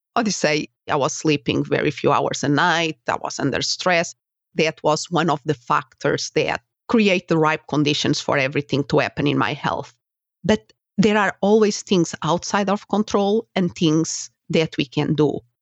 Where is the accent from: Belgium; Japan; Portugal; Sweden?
Portugal; English is a second language; moved away as an adult; also born or lived in Spain; now in United States